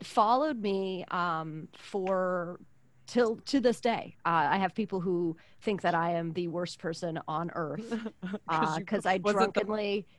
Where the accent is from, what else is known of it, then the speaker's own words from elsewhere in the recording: East Coast, United States; I'm from the East Coast.